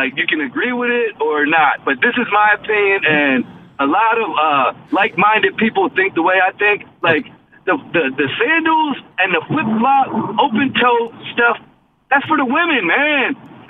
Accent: Willingboro, New Jersey, United States; I'm from Willenboro.

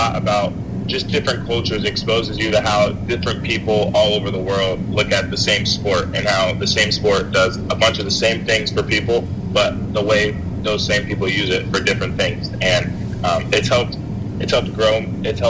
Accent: Springfield, Illinois, United States; also born or lived in Champaign, Illinois

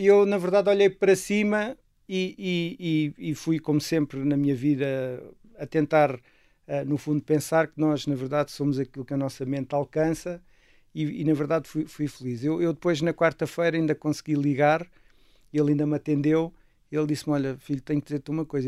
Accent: Castelo Branco, Centro, Portugal; a minha infância foi muito passada com os meus avós maternos no campo e, portanto. Em que campo? Eh, em Castelo Branco

